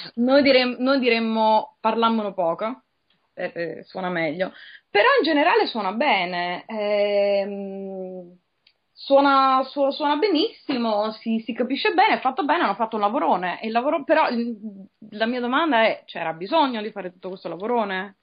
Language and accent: Italian; Salerno, Campania, Italy; also born or lived in Naples; Io sono di Salerno